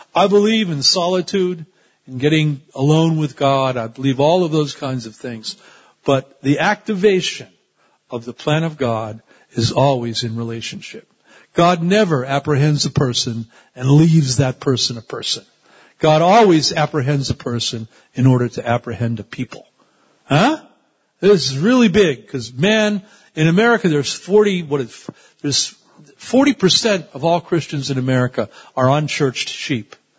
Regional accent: United States; I'm also an American

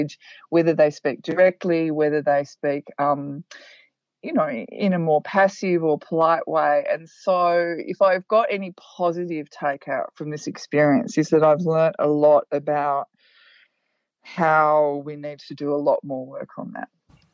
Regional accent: Australia; I was born in Australia

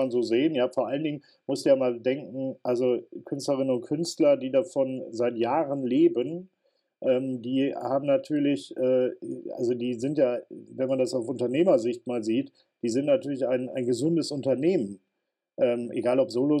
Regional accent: North Rhine-Westphalia, Germany; Bei uns in Nordrhein-Westfalen

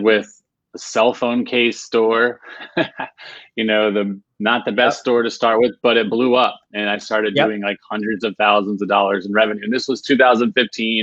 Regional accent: Virginia, United States; now in Raleigh, United States; I'm originally from Virginia, but now I live in uh, Raleigh, North Carolina

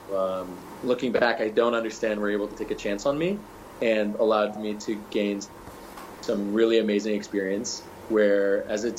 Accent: Michigan, United States; born and raised in Michigan, went to Michigan

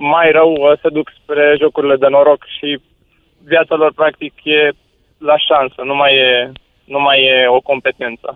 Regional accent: Bucharest, Romania; Eu am crescut în Drahova, în București

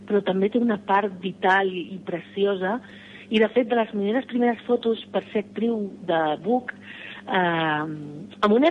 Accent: Barcelona, Catalonia, Spain; born there; sóc una enamorada de la meva ciutat, sens dubte alguna

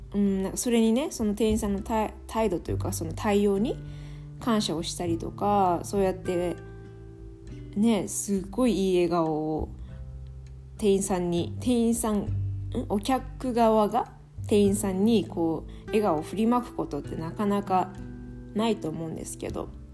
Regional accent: Japan; moved away as an adult; also born or lived in France; now in Calgary, Canada; 日本人は私だけだったのかな

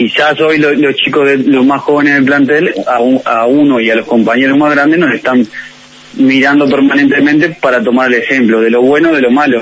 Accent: Maldonado, Uruguay; also born or lived in Mexico; now in Montevideo, Uruguay; yo soy de Maldonado

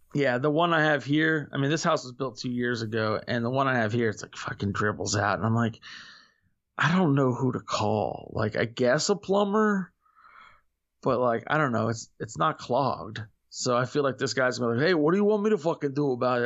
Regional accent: Florida, United States; I'm from Florida

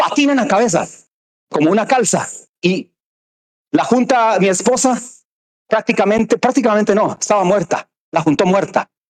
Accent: Cartago, Costa Rica; soy de Cartago

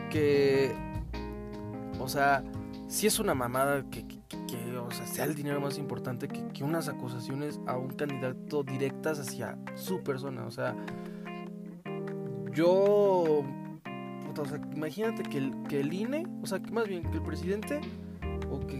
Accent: Mexico; no soy el típico fan de como todo mexicano promedio

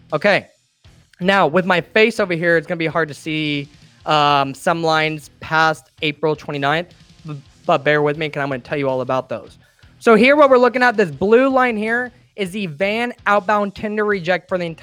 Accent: Illinois, United States; I'm from the Midwest, from Illinois in particular

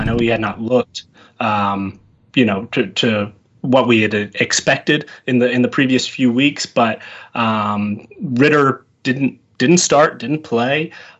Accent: Georgia, United States; moved away; also born or lived in Mississippi; I grew up in Georgia

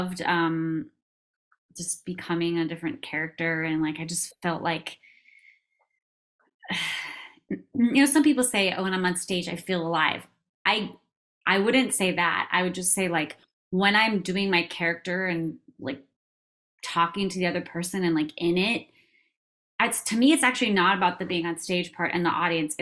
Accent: Minnesota, United States; moved away; I grew up in Minnesota. I'm not from there, but I grew up there

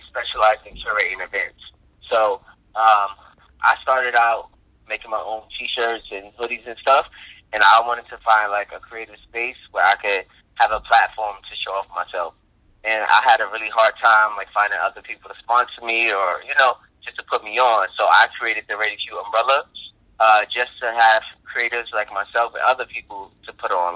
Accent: New York City, New York, United States; I'm a Bronx native, born and raised in Bronx, New York.

